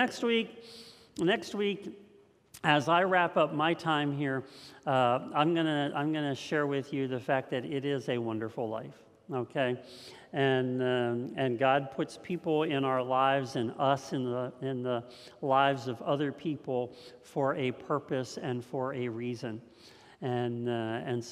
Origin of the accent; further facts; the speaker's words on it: Lewistown, Pennsylvania, United States; also born or lived in Juniata County, Pennsylvania; I had grown up in Lewistown, and when I grew up in Lewistown